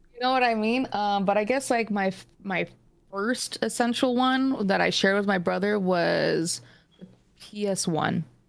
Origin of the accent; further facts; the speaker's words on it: Phoenix, Arizona, United States; I'm from Phoenix, Arizona.